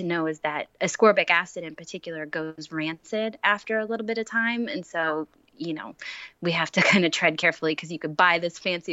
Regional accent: New Jersey, United States; I'm from New Jersey

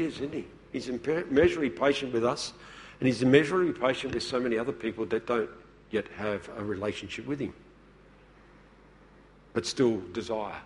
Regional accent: Woodside, South Australia, Australia; I come from the Adelaide Hills. Where did I grow up? in the little town of Woodside

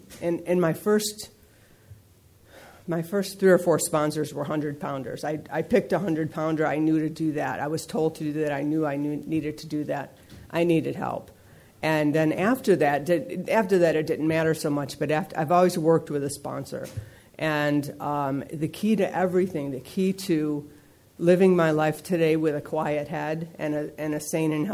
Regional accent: East Coast, United States; now in San Fernando Valley, United States; I grew up back east

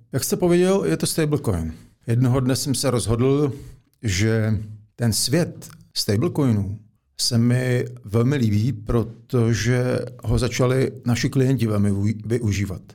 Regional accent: Czechia; z podstaty jsem Čech

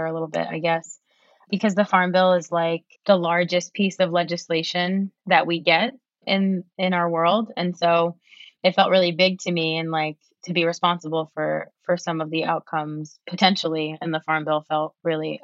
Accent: New Haven, Connecticut, United States; now in Arlington, United States; I am from a small city in Connecticut called New Haven

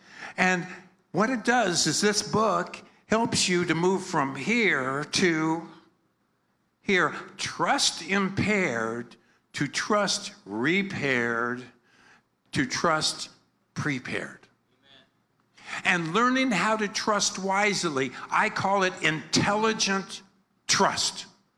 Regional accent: Philippines; I'm like a Filipino. I'm a Filipino pastor. I'm a happy person.

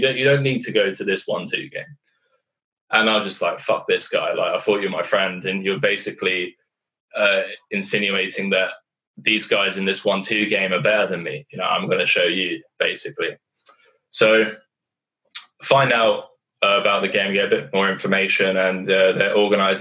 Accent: United Kingdom; moved away; also born or lived in Eastern Europe; I'm a British guy in Eastern Europe

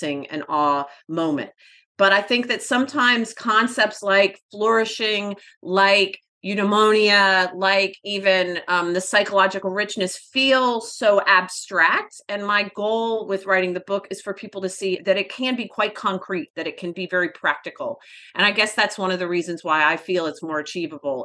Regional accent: Atlanta, Georgia, United States; We were born and raised in Atlanta, so they practically put Coca-Cola in your baby bottle there

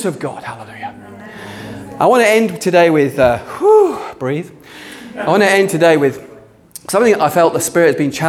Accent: United Kingdom; we're British

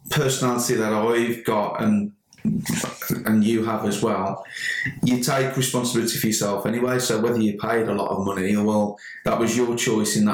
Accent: Sedgley, West Midlands, United Kingdom; I'm actually from Sedgley

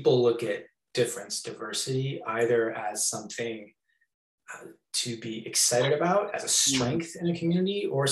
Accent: just outside Boston, Massachusetts, United States; moved away as an adult; also born or lived in Hong Kong; I grew up just outside Boston with my mom and dad and my two brothers

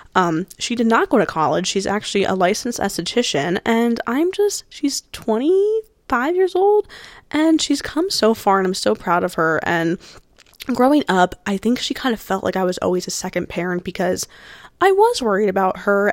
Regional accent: New Jersey, United States; I am from New Jersey. That's where the school is. Um, born and raised. I was born on the shore

